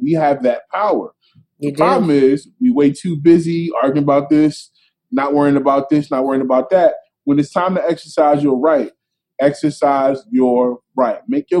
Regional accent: Philadelphia, Pennsylvania, United States; I grew up in Philly.

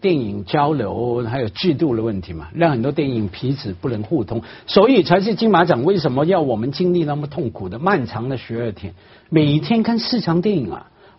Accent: Hong Kong; 我我一个香港人啊，在大城市长大，我看了也有眼。

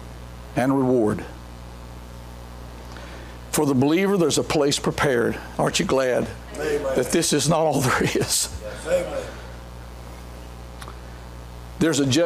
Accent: Mount Pleasant, North Carolina, United States; I'm from Mount Pleasant, North Carolina

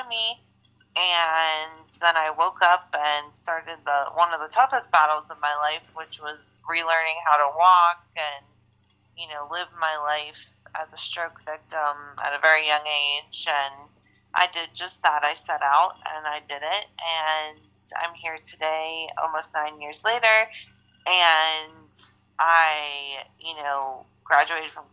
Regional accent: Pittsburgh, Pennsylvania, United States; I've been born and raised in the Pittsburgh area

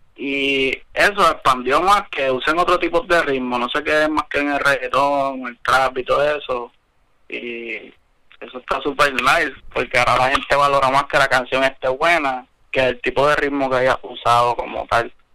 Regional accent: Ponce, Puerto Rico; Yo soy del sur de Ponce

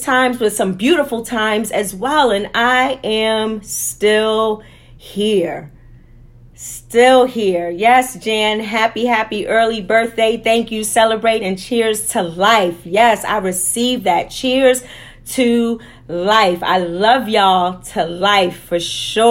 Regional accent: New York City, New York, United States; growing up in Harlem and Wagner Projects

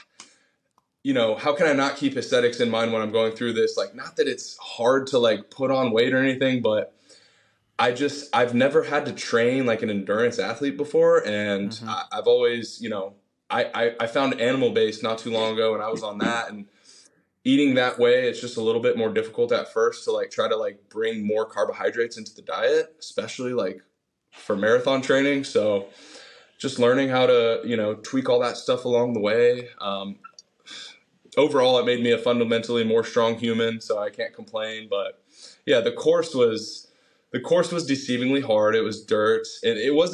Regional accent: Austin, Texas, United States; also born or lived in Virginia / San Diego; I grew up here in Austin, Texas, and my parents got divorced when I was a junior in high school

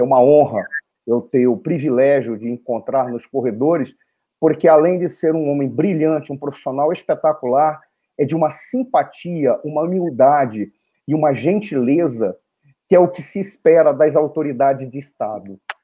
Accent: Brazil; somos brasileiros

